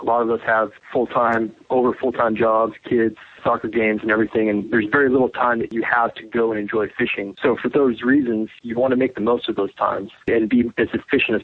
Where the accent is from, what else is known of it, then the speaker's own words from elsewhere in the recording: Southern California, United States; moved away as an adult; now in Georgia, United States; growing up in Southern California